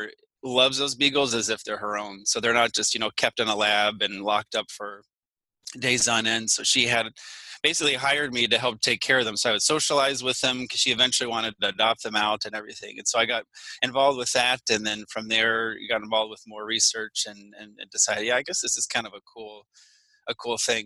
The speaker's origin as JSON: {"language": "English", "town": "St. Petersburg", "region": "Florida", "country": "United States", "tie": "born or raised there", "also_born_or_lived": "Louisiana / Illinois", "moved": "as an adult", "said": "I grew up in Florida. Technically, I was born in Louisiana, but then my family moved to the St. Petersburg area after that. So I grew up there, you know, went all the way through high school."}